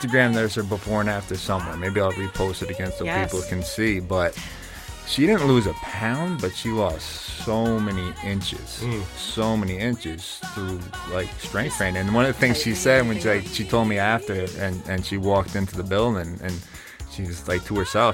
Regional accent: New Jersey, United States; moved away as an adult; growing up in New Jersey, moving up to here, going to college

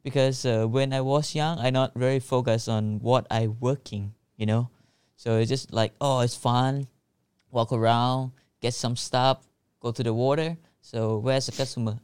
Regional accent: Phuket, Thailand; English is a second language; also born or lived in Phang Nga; I was born in Phuket, but I was moved to Punggye-na when I was born, like, for six months, because my parent is not able to treat me. So, I just go to Punggye-na to grow up with my grandpa and grandma. So, when I was, like, four, we just moved back to the Phuket

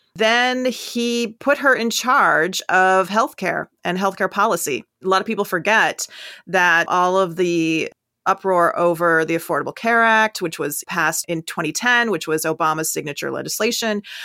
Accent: Minnesota, United States; moved away; also born or lived in Ohio; I'm originally from Minnesota

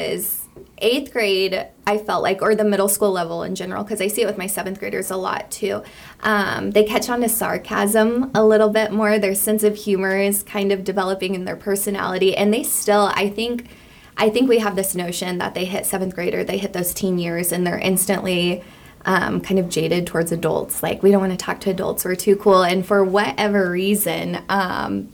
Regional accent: Hutchinson, Kansas, United States; I grew up in Hutchinson, went through the Catholic school system here

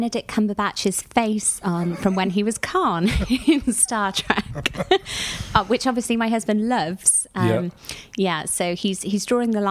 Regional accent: Cardiff, Wales, United Kingdom; growing up in Cardiff.

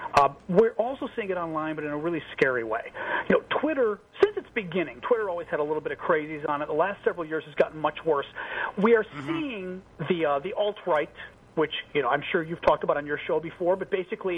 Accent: Chicago, Illinois, United States; I'm from Chicago

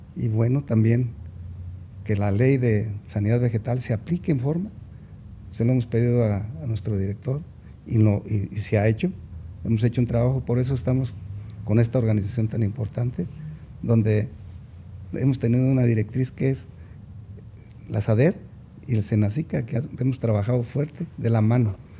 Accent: Mexico; todos somos mexicanos

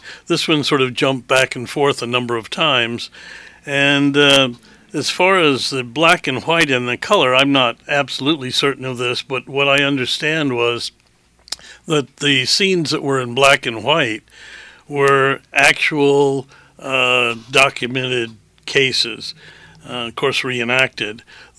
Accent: Hanford, Washington, United States; born there; I was born in Hanford, Washington, not actually in the plant itself, but in the Army Hospital associated with it.

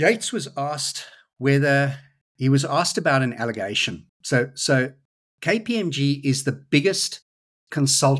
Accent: South Africa; now in Australia; I grew up in South Africa

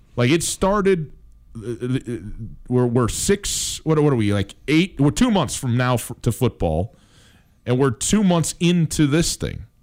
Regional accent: Wisconsin, United States; I'm from Wisconsin.

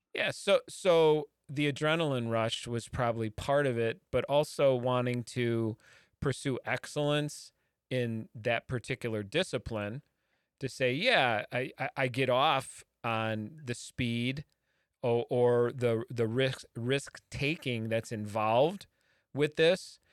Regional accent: Midwest, United States; a Midwesterner like myself

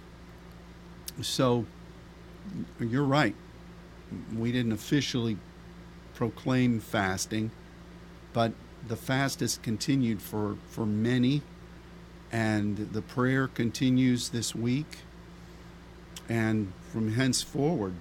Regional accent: Pennsylvania, United States; my home state of Pennsylvania

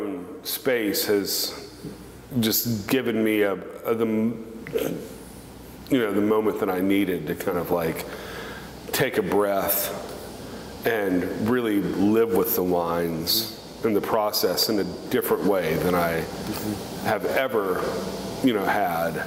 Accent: Covington, Louisiana, United States; moved away as an adult; also born or lived in Texas; I spent my childhood in Covington, Louisiana, which is right across the Poncha train from New Orleans

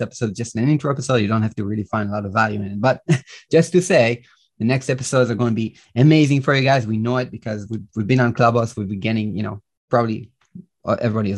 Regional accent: Israel; English is a second language; also born or lived in Minneapolis, United States; I reside in Israel. That's where I was born and raised. I lived 3 years in the US, by the way. I don't know if you guys know this, but I lived 3 years in Minneapolis. That's where I got my English as a kid

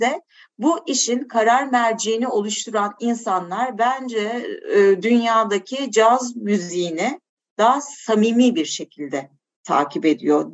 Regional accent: Turkey; moved away as an adult; now in Portugal; Türkiye artık benim için şey doğduğum yerde ama doyduğum yer değildi.

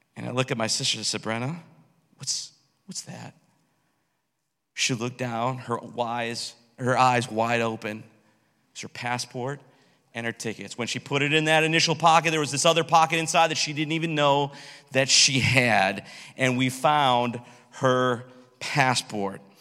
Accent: United States; My passport tells me that I'm from America

